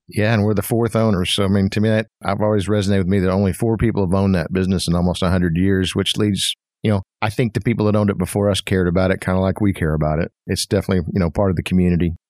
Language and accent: English; Fort Smith, Arkansas, United States; moved away as an adult; also born or lived in Pensacola, Florida; now in Fayetteville, United States; I grew up in Fort Smith, and I came to Fayetteville